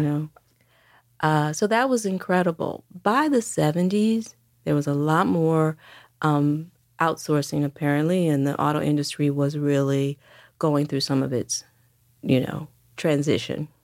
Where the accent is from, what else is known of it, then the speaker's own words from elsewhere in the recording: Detroit, Michigan, United States; moved away as an adult; also born or lived in New York; I grew up in Detroit throughout the sixties and seventies.